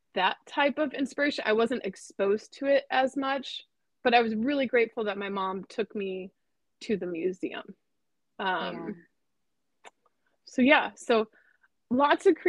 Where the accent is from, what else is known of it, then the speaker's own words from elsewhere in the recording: Northwest Indiana, United States; moved away as an adult; now in Orange County, California, United States; I grew up an hour outside Chicago in Northwest Indiana